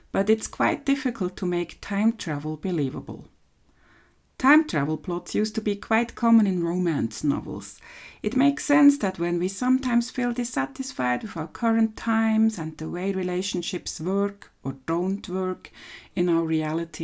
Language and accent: English; Switzerland; from Switzerland